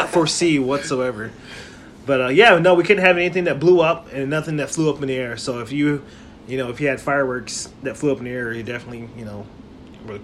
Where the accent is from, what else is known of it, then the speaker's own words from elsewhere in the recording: Las Vegas, Nevada, United States; moved away; I grew up in Las Vegas